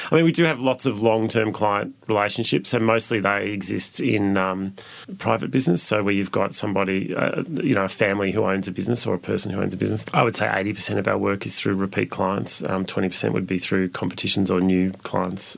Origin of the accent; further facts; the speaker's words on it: Ararat, Victoria, Australia; also born or lived in Melbourne; now in Sydney, Australia; I was born in Melbourne, but my parents at the time lived in country Victoria, so I grew up in a little town called Ararat